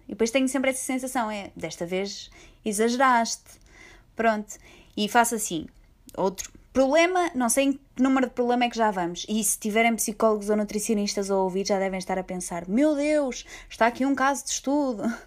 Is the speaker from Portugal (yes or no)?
yes; Portugal; eu sou portuguesa